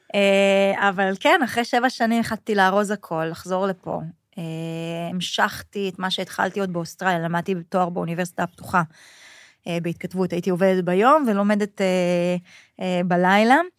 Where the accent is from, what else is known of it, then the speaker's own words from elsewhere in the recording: Kfar Saba, Central District, Israel; also born or lived in Canada / Sydney, Australia; גדלתי בכפר סבא, אבא שלי צבר, אמא שלי מרוקאית